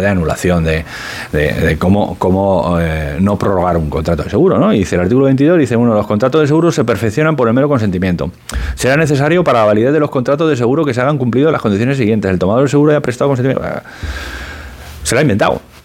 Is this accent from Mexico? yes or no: no; Spain; e intuye que soy español